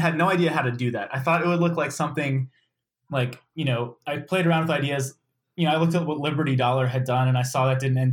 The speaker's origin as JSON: {"language": "English", "region": "Maryland", "country": "United States", "tie": "born or raised there", "said": "I grew up in Maryland, went to the University of Maryland College Park"}